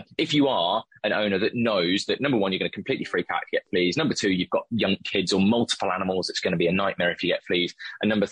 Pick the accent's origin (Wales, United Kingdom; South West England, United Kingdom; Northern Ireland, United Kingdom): South West England, United Kingdom; the Cotswolds; now in London, United Kingdom; And I'm from the Cotswolds.